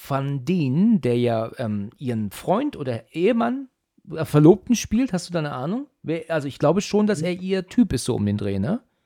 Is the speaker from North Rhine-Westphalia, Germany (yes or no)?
no; near Frankfurt, Hesse, Germany; Ich komme aus Hessen, ja. Ich bin ja aus der Nähe von Frankfurt